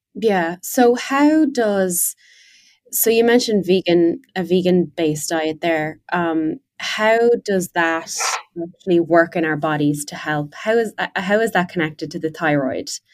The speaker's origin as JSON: {"language": "English", "country": "Ireland", "tie": "born or raised there", "moved": "as an adult", "said": "I'm Irish and um, I you know spent 24 years of my life in Ireland"}